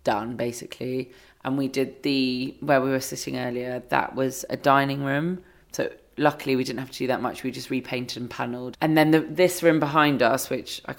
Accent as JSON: {"language": "English", "region": "London", "country": "United Kingdom", "moved": "as an adult", "lives_now": "near Margate, United Kingdom", "said": "I am a Londoner"}